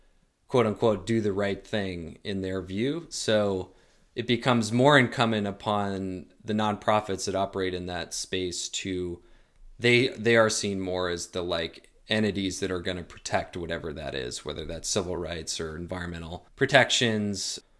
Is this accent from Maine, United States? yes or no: yes; Portland, Maine, United States; Like I'm from Portland, Maine, so like our real advantage is that we're kind of have a bit of a back door into the White Mountains.